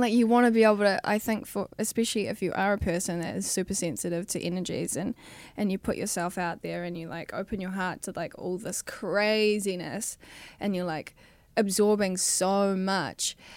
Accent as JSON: {"language": "English", "country": "New Zealand", "moved": "as an adult", "lives_now": "Los Angeles, United States", "said": "I was twenty-one when I moved from New Zealand."}